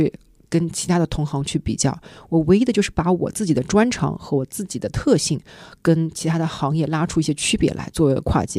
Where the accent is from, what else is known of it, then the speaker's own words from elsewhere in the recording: Shanghai, China; 但我是一个作为上海人，回到上海之后呢，家人都在这儿，朋友都在这儿，我还是会想要回来啊。